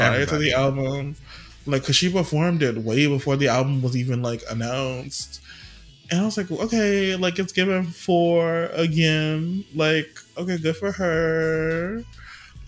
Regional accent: the South, United States; as a Southerner who's not a Yankee

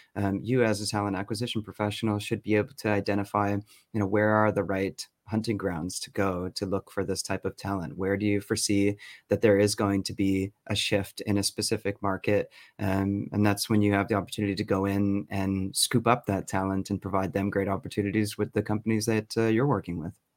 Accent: Toronto, Ontario, Canada; accent: North American; moved away as an adult; also born or lived in Berlin, Germany; now in Stockholm, Sweden; originally from Canada. So that's why you may not hear a Swedish accent coming from me

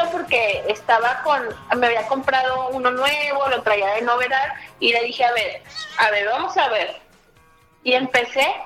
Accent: Torreón, Coahuila, Mexico; Yo soy de la ciudad de Torreón, Coahuila.

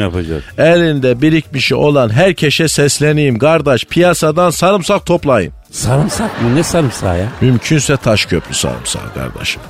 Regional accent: Malatya, Turkey; bizim Malatya'da Cingöz Feridun abi vardı

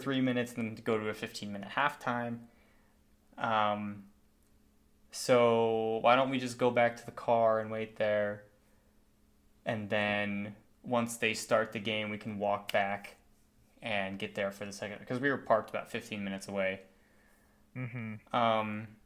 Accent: Las Vegas, Nevada, United States; I'm from Vegas

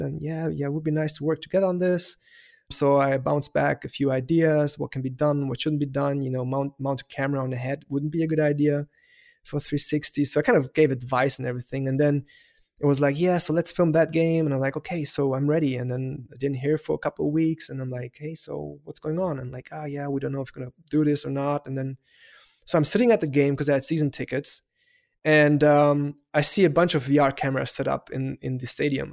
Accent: Heidelberg, Baden-Württemberg, Germany; first language German; English is a second language; I was raised in Heidelberg, so that's in southern part of Germany

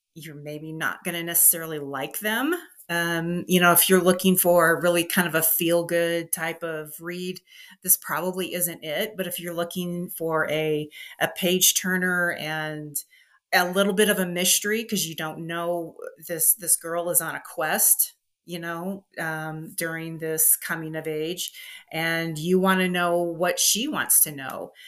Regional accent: Midwest, United States; also born or lived in Los Angeles; now in Denver, United States; I grew up in the Midwest

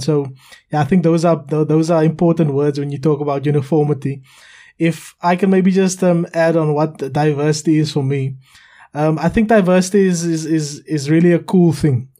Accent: South Africa; now in United Kingdom; I'm a South African currently living in the United Kingdom.

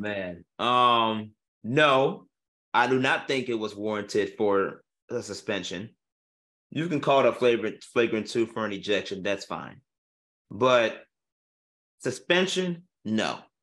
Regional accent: Chicago, Illinois, United States; we're from Chicago

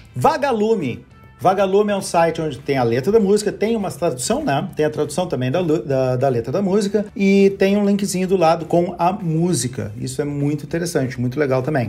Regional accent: Barbacena, Minas Gerais, Brazil; now in Porto Alegre, Brazil; Quando eu era criança pequena lá em Barbacena

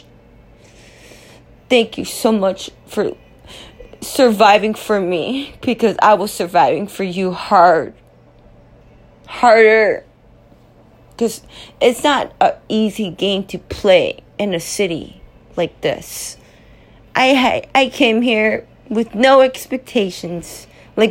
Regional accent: Los Angeles, California, United States; moved away as an adult; now in New York City, United States; I'm from Los Angeles, California, and I'm here. And I made it for 3 years now

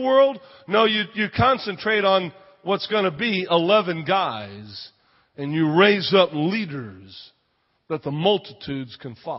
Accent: Texas, United States; moved away; also born or lived in Spain; I grew up down in Texas

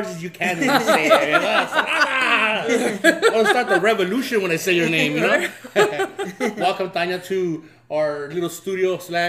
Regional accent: Los Angeles, California, United States; also born or lived in Ensenada, Mexico; we grew up down the street from Sarah's Market. I grew up off of Townsend, Frankie's Wabash, mm-hmm. right there in City Terrace.

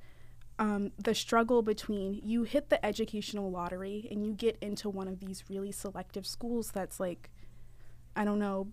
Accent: Houston, Texas, United States; moved away as an adult; now in Boston, United States; growing up in Texas

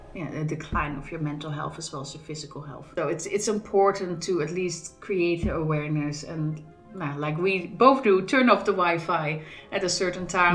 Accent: Netherlands; now in Scotland, United Kingdom; I grew up in the Netherlands

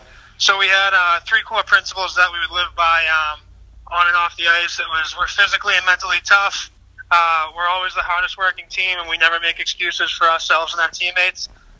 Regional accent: Charlestown, Massachusetts, United States; I grew up in Charlestown. I played locally growing up, and then I went to high school at Austin Prep

